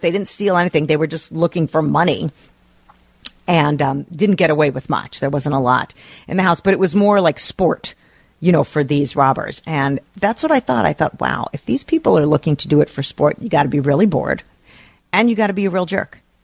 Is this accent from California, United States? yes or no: no; New Jersey, United States; now in St. Louis Park, United States; Growing up in New Jersey